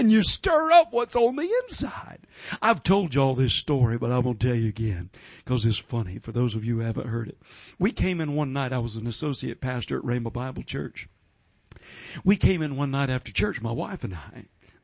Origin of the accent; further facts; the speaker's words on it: Georgia, United States; I'm from Georgia. We've got sweet tea in Georgia.